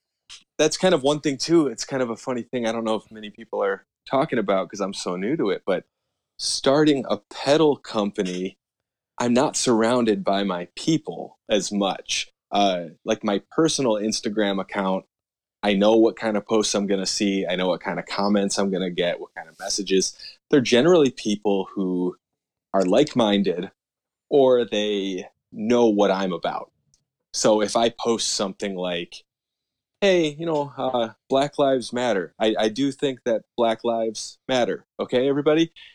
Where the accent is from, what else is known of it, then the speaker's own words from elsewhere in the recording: United States; I am from the United States